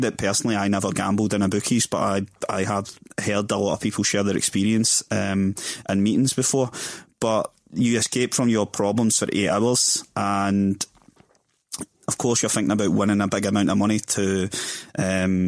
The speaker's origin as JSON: {"language": "English", "town": "Glasgow", "region": "Scotland", "country": "United Kingdom", "tie": "born or raised there", "also_born_or_lived": "Balornock", "said": "I grew up in Springburn for the first 6 years of my life"}